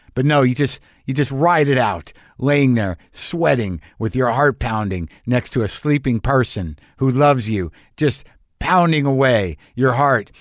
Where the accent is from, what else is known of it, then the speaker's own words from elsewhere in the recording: Albuquerque, New Mexico, United States; my hometown of Albuquerque, New Mexico